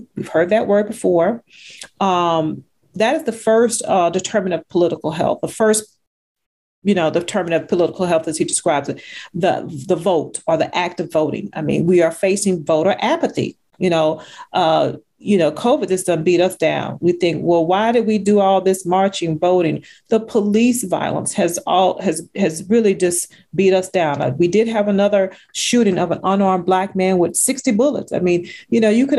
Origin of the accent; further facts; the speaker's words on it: Texas, United States; since we're both from Texas